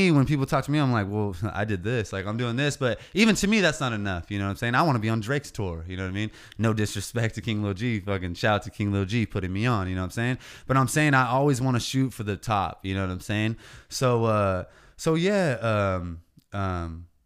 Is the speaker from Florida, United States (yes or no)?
no; California, United States; It's where we're from. We're from the Central Coast. We're from the 805. The 805 is fucking ten years behind still.